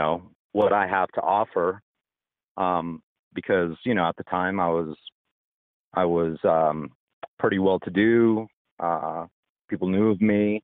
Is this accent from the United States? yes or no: yes; Colorado Springs, Colorado, United States; moved away as an adult; also born or lived in Las Vegas; I was born in the Springs, in Colorado Springs